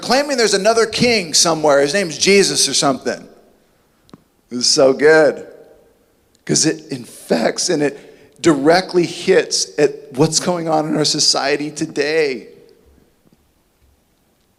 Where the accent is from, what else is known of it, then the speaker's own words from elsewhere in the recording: Southern California, United States; I grew up here in Southern California